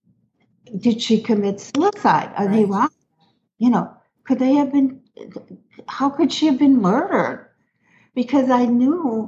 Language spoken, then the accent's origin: English; Minneapolis, Minnesota, United States; moved away as an adult; now in Houston, United States; I'm originally from Minneapolis, Minnesota, and moved to Houston like 30 years ago